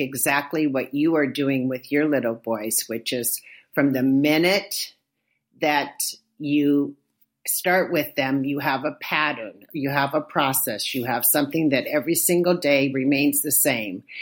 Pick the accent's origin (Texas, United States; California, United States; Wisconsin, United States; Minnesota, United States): California, United States; Inglewood; moved away as an adult; now in Oakland, United States; I grew up in a little suburb of Los Angeles called Inglewood